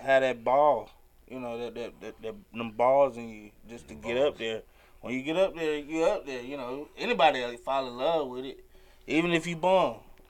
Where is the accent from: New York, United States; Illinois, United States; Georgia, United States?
Georgia, United States; Atlanta; also born or lived in West Palm Beach, Florida; I'm from Atlanta. I was born in Florida, but I raised here in Atlanta.